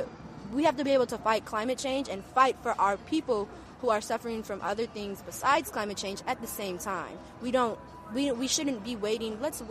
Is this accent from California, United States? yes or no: yes; San Francisco, California, United States; I'm from San Francisco